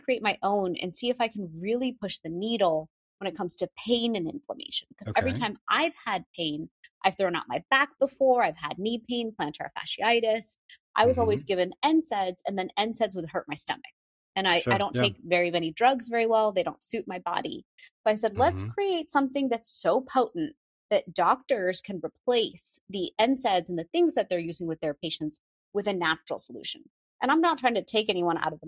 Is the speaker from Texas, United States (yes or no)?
yes; Houston, Texas, United States; growing up in Houston, Texas